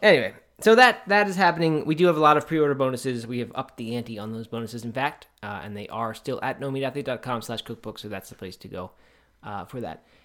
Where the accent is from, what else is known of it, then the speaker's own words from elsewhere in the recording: Bel Air, Maryland, United States; I grew up in Bel Air